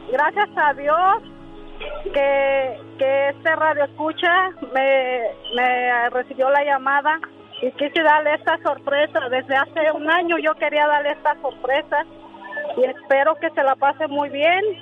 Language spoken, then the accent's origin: Spanish; Coatepec, State of Mexico, Mexico; now in Phoenix, United States; vengo del Estado de México. Se llama Coatepec y Estado de México.